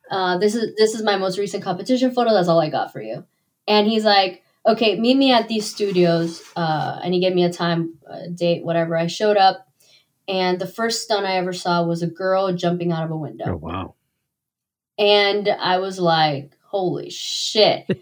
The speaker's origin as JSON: {"language": "English", "town": "Miami", "region": "Florida", "country": "United States", "said": "I'm originally from Miami"}